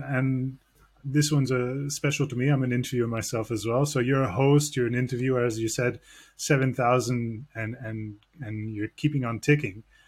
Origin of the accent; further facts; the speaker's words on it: Canada; a Canadian who grew up listening to you